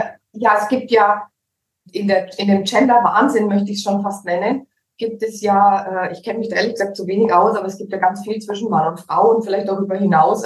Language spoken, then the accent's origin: German; Allgäu, Bavaria, Germany; accent: Franconian; moved away as an adult; also born or lived in Nuremberg; now in Cyprus; aus Nürnberg. Aufgewachsen bin ich tatsächlich im Allgäu. Ich bin geboren in Nürnberg. Dann mhm. wurde ich ins Allgäu gezogen, so mit 14, 15 wieder zurück nach mhm. Nürnberg